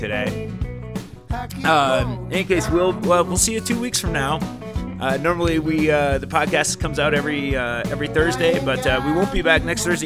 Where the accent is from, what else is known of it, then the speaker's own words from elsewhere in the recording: Connecticut, United States; I grew up in Connecticut, which is why I love the Red Sox.